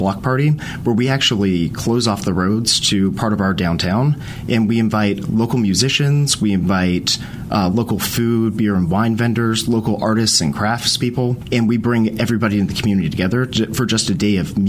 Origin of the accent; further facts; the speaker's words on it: Charlotte, North Carolina, United States; moved away as an adult; also born or lived in Louisiana; now in Zebulon, United States; I'm originally from Charlotte and went to Charlotte Catholic High School